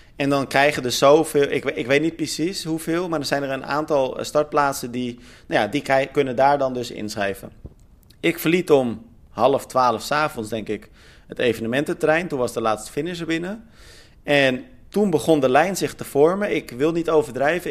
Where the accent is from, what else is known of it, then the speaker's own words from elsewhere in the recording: Netherlands; wij eh, als Nederlanders